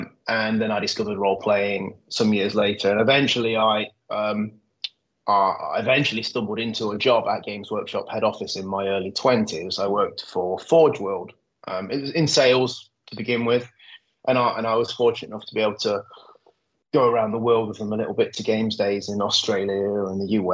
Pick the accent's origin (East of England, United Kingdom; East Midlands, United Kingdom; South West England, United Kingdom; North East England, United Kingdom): East Midlands, United Kingdom; Nottingham; I grew up in Nottingham. I was born and bred in Nottingham.